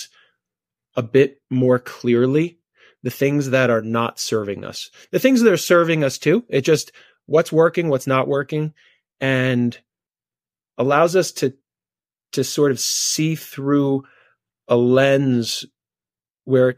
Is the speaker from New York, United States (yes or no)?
yes; New York City, New York, United States; moved away as an adult; now in Colorado, United States; we moved from Brooklyn, New York, to this tiny mountain town in Colorado